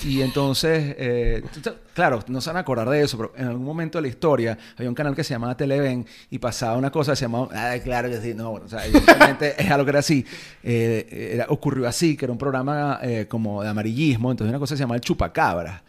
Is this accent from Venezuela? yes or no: yes; Venezuela; yo soñaba en algún momento con ser algún notable en mi país